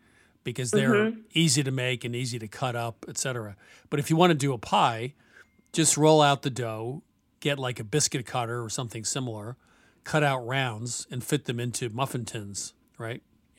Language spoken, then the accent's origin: English; the North, United States; I'm from the North.